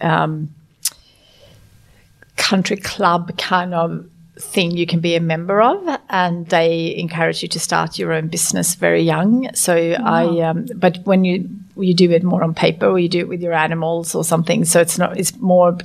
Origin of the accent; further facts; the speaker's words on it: Sweden; now in Australia; It was beautiful to grow up in Sweden. I grew up on a farm